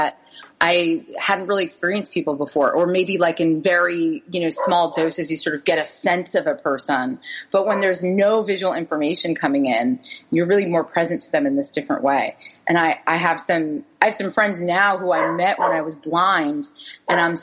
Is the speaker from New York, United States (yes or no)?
yes; New York City, New York, United States; also born or lived in the American South; So we moved back up to New York City. I'm from New York